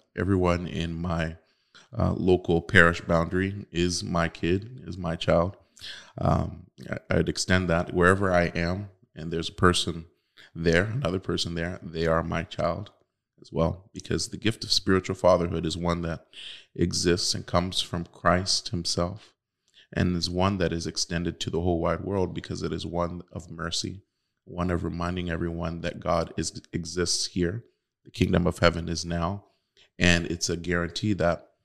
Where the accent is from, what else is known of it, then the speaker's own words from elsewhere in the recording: United States; born and raised in the United States to have become a priest